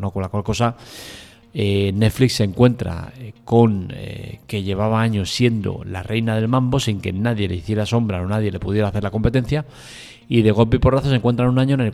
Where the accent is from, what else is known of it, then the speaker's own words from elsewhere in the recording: Russia; me como el marrón de censura por todos lados porque soy ruso.